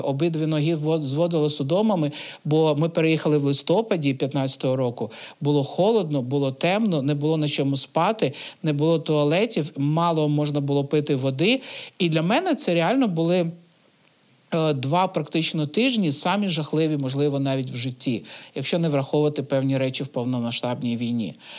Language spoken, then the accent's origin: Ukrainian; Kyiv, Ukraine; moved away as an adult; also born or lived in Stanytsia Luhanska; Я сама з Києва, але в 15-му році я переїхала жити в станицю Луганську.